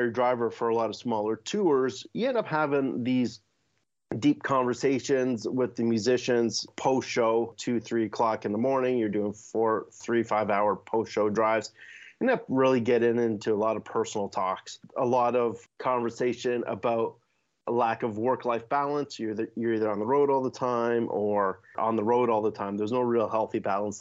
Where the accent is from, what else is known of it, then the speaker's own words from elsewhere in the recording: Hamilton, Ontario, Canada; I started off as a drummer growing up in Hamilton